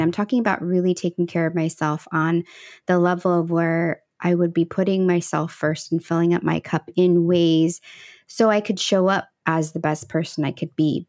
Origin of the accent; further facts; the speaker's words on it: Midwest, United States; also born or lived in El Salvador; I was actually adopted from Central America, and she was, uh, raising me in the Midwest